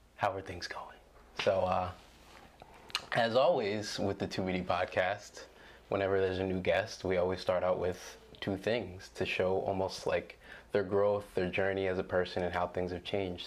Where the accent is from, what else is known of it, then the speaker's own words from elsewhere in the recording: Williamstown, United States; growing up in Williamstown which is a predominantly white space